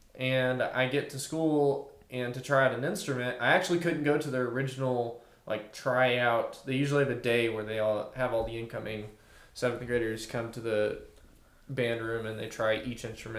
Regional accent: Fort Smith, Arkansas, United States; I was from Northside in Fort Smith.

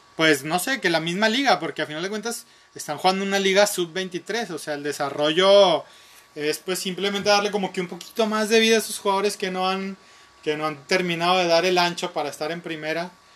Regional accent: Nuevo León, Mexico; somos de Nuevo León o, hemos vivido siempre en Nuevo León

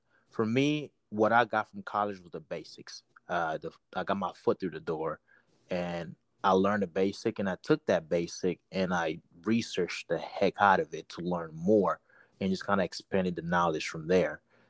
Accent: Togo; now in United States; I'm originally from Togo, West Africa

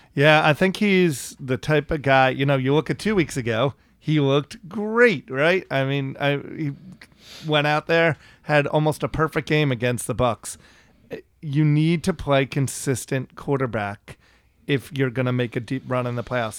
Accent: New York, United States; moved away; I grew up in New York

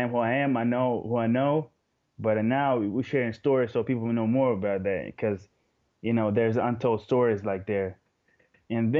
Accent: Moscow, Russia; English is a second language; I live in Moscow my whole life. I was born here and raised

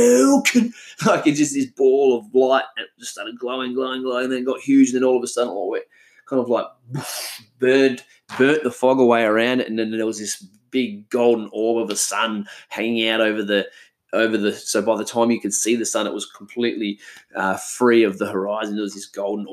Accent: Karratha, Western Australia, Australia; I grew up in Karratha as a kid

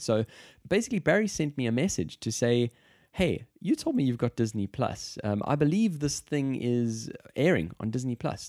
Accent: South Africa; moved away; I'm from South Africa

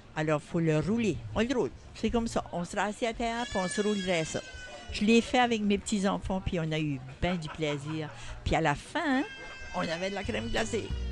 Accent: Saint-Louis-de-Kent, New Brunswick, Canada; Je viens de Saint-Louis-de-Kent

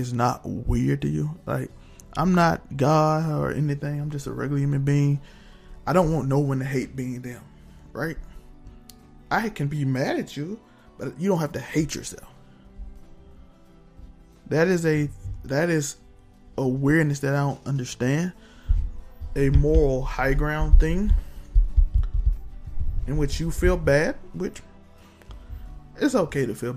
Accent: United States; We're American.

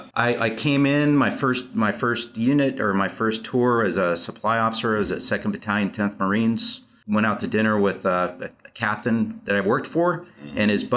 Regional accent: Arizona, United States; also born or lived in Western United States; Well, I'm from the West. I'm from Arizona is what I say, typically.

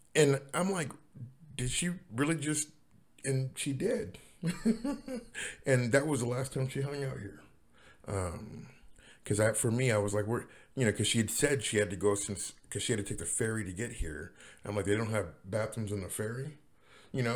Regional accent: Seattle, Washington, United States; also born or lived in Los Angeles; I'm from Seattle

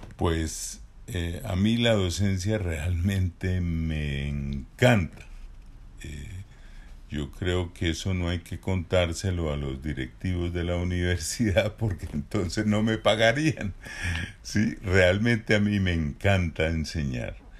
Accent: Barichara, Santander, Colombia; Yo nací en Barichara, en una vereda, es decir, nací en el campo, mis padres eran campesinos

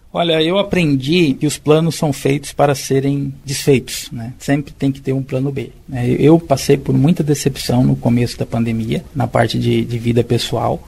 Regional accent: Martinópolis, São Paulo, Brazil; moved away as an adult; eu vivi no interior, né, sou de Martinópolis, interior de São Paulo, até os meus 18 anos, e foi uma vida praticamente rural

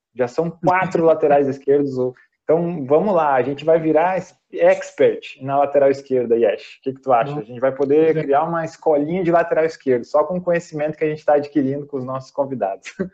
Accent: Novo Hamburgo, Rio Grande do Sul, Brazil; Eu sou de Novo Hamburgo, somos gaúchos

